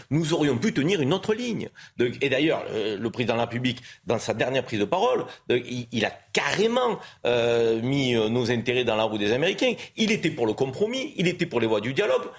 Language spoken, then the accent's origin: French; France; On est français